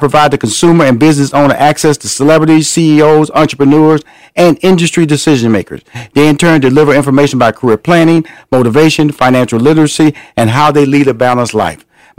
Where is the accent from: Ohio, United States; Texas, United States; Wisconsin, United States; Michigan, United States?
Texas, United States; Houston; I'm from Houston, Texas, so I have an affinity to these Texas boys